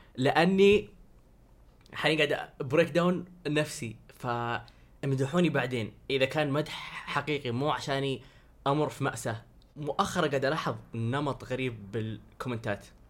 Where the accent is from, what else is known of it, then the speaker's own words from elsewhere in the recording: Saudi Arabia; انا سعودي